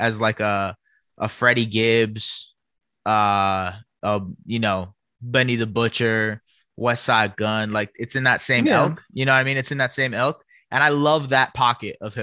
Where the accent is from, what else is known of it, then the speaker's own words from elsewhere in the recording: Canada; also born or lived in Toronto; we're from Canada too.